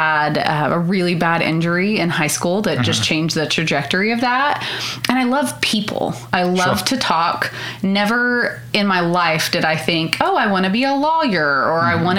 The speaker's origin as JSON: {"language": "English", "town": "Hollis", "region": "Oklahoma", "country": "United States", "tie": "born or raised there", "also_born_or_lived": "Altus, Oklahoma", "said": "So I'm from Hollis. It's a very, very tiny town"}